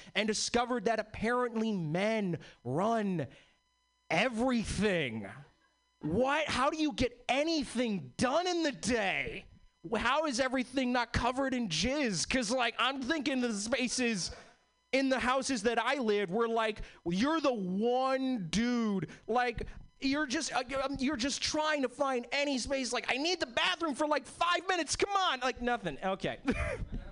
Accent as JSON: {"language": "English", "region": "East Coast", "country": "United States", "tie": "born or raised there", "moved": "yes", "lives_now": "Seattle, United States", "said": "I'm originally was born and bred in the East Coast. All my family is from like Boston and New York"}